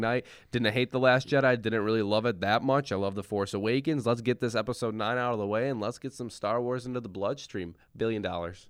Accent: Rockford, Illinois, United States; we are from Rockford, Illinois

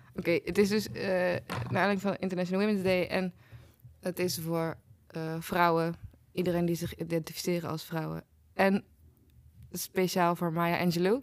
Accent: 's-Hertogenbosch, North Brabant, Netherlands; moved away; in Den Bosch, Vruchtenstraat, 16

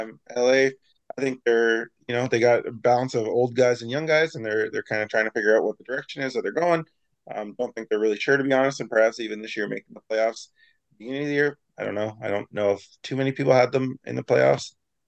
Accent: Canada; I know Winnipeg's a Canadian team, and I'm Canadian

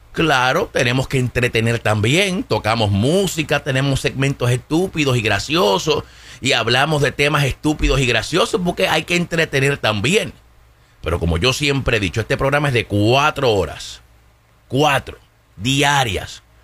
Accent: Puerto Rico; moved away; yo sea puertorriqueño, pero es porque nosotros somos ciudadanos norteamericanos

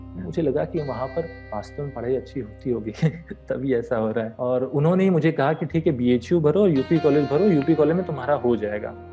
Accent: Varanasi, Uttar Pradesh, India; moved away as an adult; also born or lived in Guwahati / Kanpur; मैं यही वाराणसी का ही जन्मा हुआ हूँ और मेरा पूरा परिवार भी यहीं बनारस का ही रहने वाला है मेरी स्कूलिंग यहीं घर के पास में एक स्कूल है

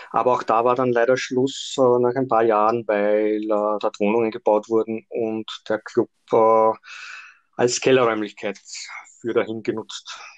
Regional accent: Austria; now in Vienna, Austria; Ich bin erst Anfang der 90er Jahre nach Wien gezogen und habe dann Mitte der 90er Jahre in meinem Heimatort äh, mal begonnen

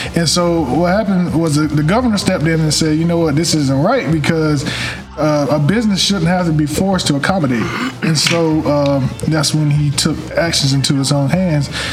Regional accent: North Carolina, United States; I'm born and raised in North Carolina

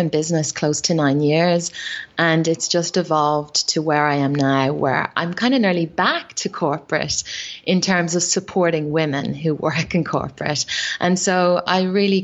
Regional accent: Ireland; accent: Irish; moved away as an adult; now in Australia; growing up in Ireland

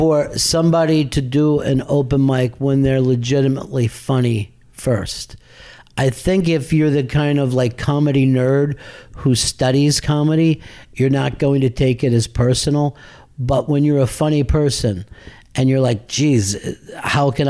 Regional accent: outside of Philadelphia, Pennsylvania, United States; I grew up outside of Philly

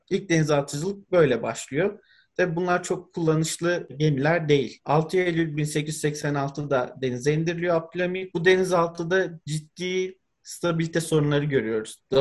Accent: Istanbul, Turkey; Ben Üsküdar'da doğdum, büyüdüm. Aslında biraz daha Çamlıca'da denize uzak bir kısımda yaşıyorum ama her fırsatta Üsküdar sahile balık tutmaya ya da deniz kenarında dolaşmaya gidiyorduk.

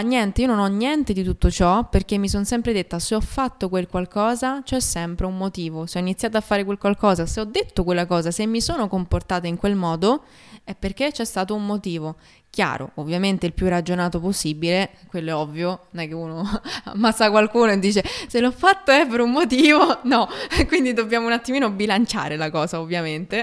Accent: Rome, Lazio, Italy; Di Roma.

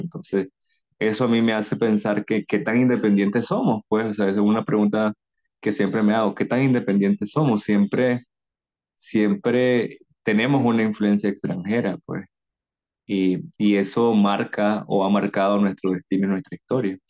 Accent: Nicaragua; born or raised there

